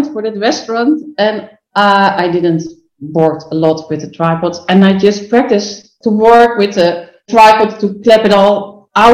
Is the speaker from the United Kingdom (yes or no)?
no; Netherlands; English is a second language; I'm from Holland. I'm not from England